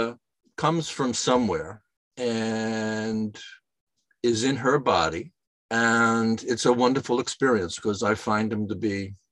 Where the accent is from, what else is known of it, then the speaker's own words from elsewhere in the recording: New York, United States; moved away; also born or lived in Yelm, Washington; I was living in New York. I grew up in New York. I went to Chaminade High School in Mineola